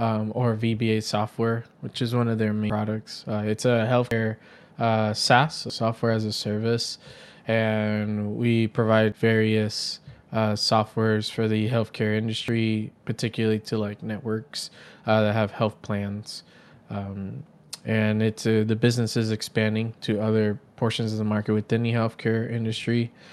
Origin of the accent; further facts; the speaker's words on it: New York City, New York, United States; So during my time growing up in New York City, as a kid, I was always very creative, drawing on paper, then got into graphic design